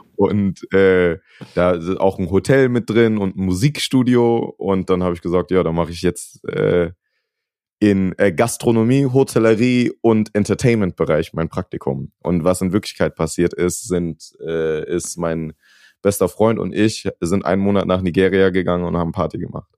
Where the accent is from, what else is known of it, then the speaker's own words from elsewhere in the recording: Wiesbaden, Hesse, Germany; moved away as an adult; now in Los Angeles, United States; ich bin im Westend von Wiesbaden groß geworden